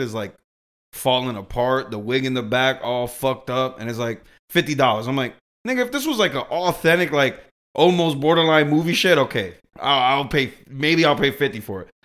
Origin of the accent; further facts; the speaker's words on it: Boston, Massachusetts, United States; I grew up in Boston